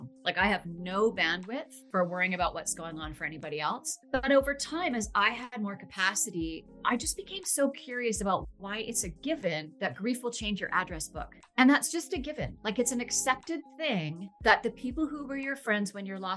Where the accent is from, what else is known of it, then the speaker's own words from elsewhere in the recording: Vancouver, British Columbia, Canada; I'm from Vancouver, Canada, and I'm a grief educator